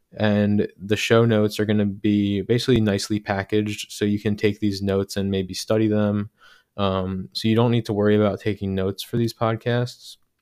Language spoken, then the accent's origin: English; Medford, New Jersey, United States; now in Philadelphia, United States; I grew up in Medford, New Jersey